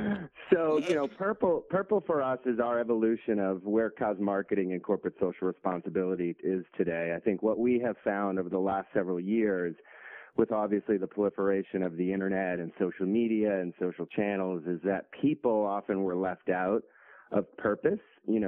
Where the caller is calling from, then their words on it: Boston, Massachusetts, United States; Yeah, I'm calling from Boston, heading out to London on Monday